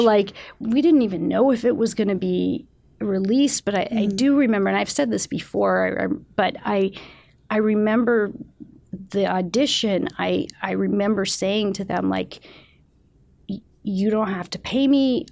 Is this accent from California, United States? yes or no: yes; San Francisco, California, United States; also born or lived in Mendocino, California / Petaluma, California; I grew up in San Francisco